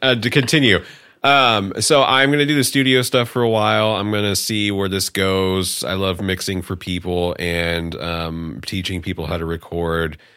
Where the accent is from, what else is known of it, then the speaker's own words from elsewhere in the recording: Bay Area, California, United States; now in Humboldt, United States; I was originally from the Bay Area, um, and then I came here.